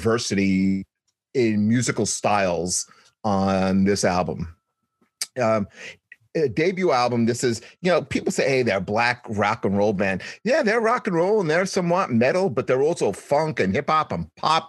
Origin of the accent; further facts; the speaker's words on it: New York City, New York, United States; We're from Staten Island